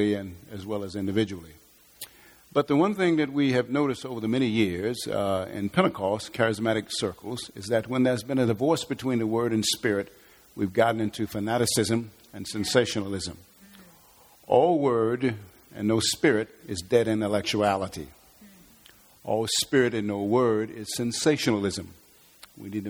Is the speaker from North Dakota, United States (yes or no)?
no; Atlanta, Georgia, United States; I am from Atlanta